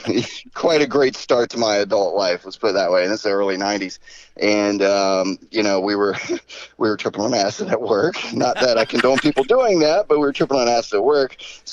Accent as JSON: {"language": "English", "town": "Daytona Beach", "region": "Florida", "country": "United States", "tie": "born or raised there", "said": "Okay, so basically I was living in Daytona Beach, Florida. That's my hometown."}